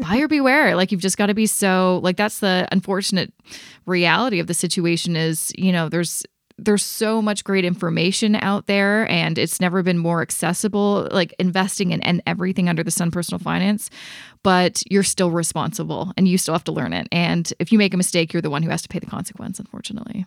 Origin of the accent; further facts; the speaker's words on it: Vancouver, British Columbia, Canada; now in Toronto, Canada; because I'm originally from Vancouver